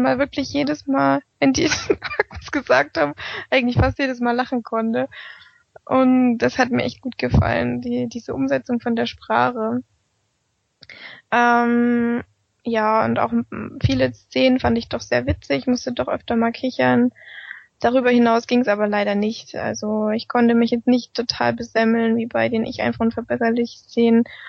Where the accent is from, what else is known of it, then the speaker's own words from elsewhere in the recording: near Meiningen, southern Thuringia, Germany; sind wir aus Südthüringen, aus der Nähe Meiningen